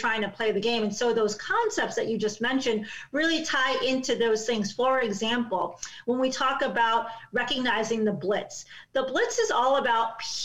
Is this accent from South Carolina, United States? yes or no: no; Chicago, Illinois, United States; I grew up in Chicago, in the city.